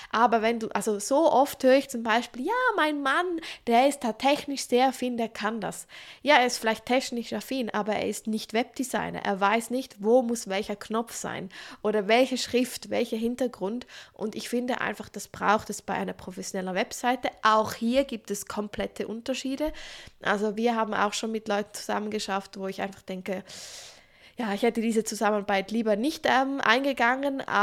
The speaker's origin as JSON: {"language": "German", "country": "Switzerland", "said": "Übrigens, ich wohne in der Schweiz, ich bin Schweizerin, aber ich mache diese Podcast-Folge auf Hochdeutsch"}